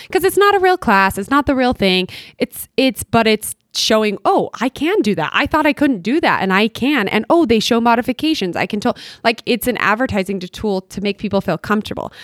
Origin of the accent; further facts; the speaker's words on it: Bountiful, Utah, United States; I grew up in Bountiful